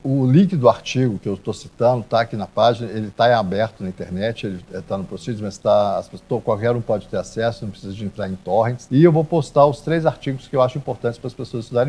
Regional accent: Minas Gerais, Brazil; Minas Gerais sempre foi um exemplo de civilidade, a gente sempre cuidou bem das pessoas idosas

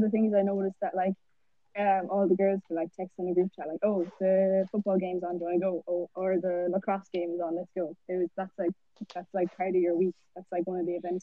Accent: Ireland; first language English; moved away as an adult; now in United States; in Ireland, don't they speak Swedish?" And I was like, no, English is my first language

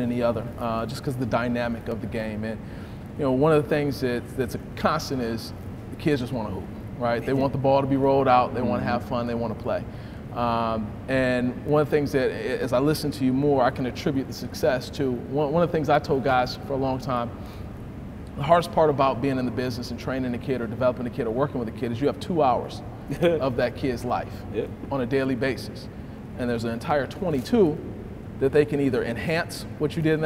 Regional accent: Detroit, Michigan, United States; I'm from Detroit

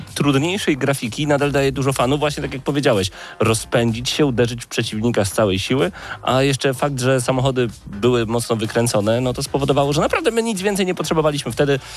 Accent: eastern Poland, Poland; also born or lived in Lublin; My jesteśmy z Polski B

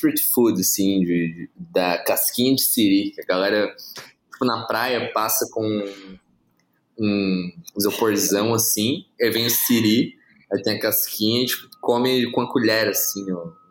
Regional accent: Santa Catarina, Brazil; now in São Paulo, Brazil; eu sou lá de Santa Catarina, tipo, essas coisas é o que eu comia normalmente tipo, na infância, sabe?

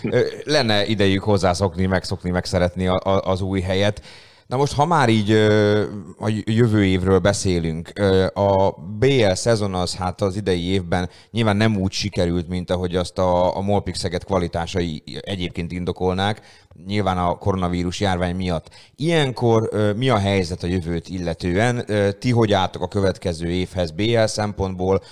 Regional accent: Szeged, Csongrád-Csanád, Hungary; a szegediek vagyunk érzés

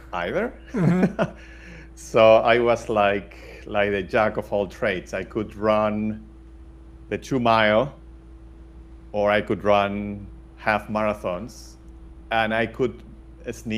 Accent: Valencia, Valencian Community, Spain; I was born in Valencia, raised in Valencia, studied here in Valencia

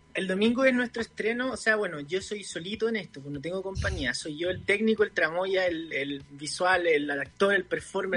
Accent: Santiago, Santiago Metropolitan Region, Chile; Yo soy del barrio de Bellavista

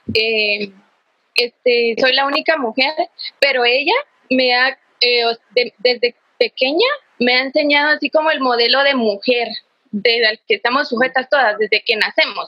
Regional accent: Quetzaltenango, Guatemala; soy de Shela

